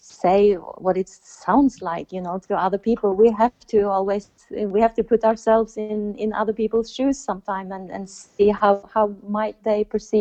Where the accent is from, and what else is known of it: Norway